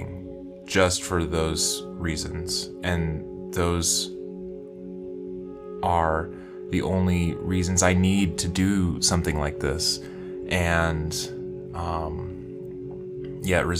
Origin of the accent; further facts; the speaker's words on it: West Kentucky, United States; I grew up in Kentucky, in West Kentucky